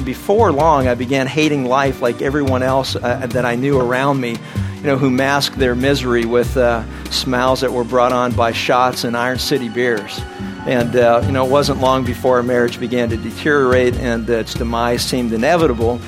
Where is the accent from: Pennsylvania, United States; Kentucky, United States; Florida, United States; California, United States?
Pennsylvania, United States; Pittsburgh; I was born and raised in Pittsburgh, Pennsylvania